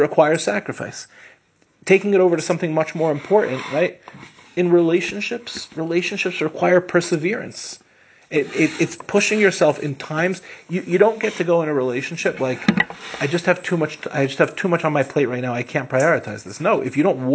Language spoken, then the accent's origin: English; Lawrence, New York, United States; also born or lived in Far Rockaway, New York; we moved from Far Rockaway to Lawrence, which in the five towns at the time was like a move up